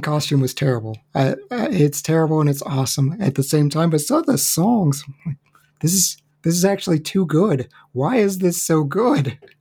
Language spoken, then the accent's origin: English; Charleston, West Virginia, United States; Charleston, West Virginia is not a huge, huge area